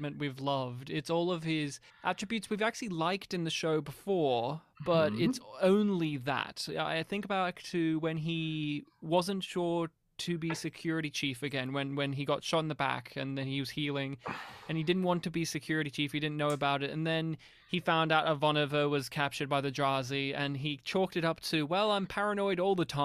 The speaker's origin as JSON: {"language": "English", "country": "Australia", "said": "as an Australian"}